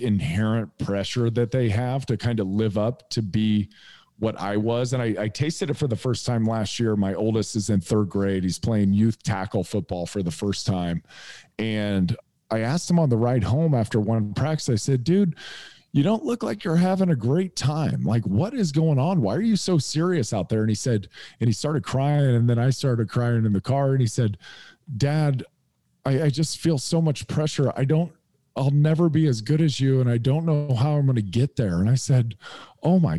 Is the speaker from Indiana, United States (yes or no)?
yes; Indiana, United States; also born or lived in San Diego, California; I'm moving back home. I'm from Indiana.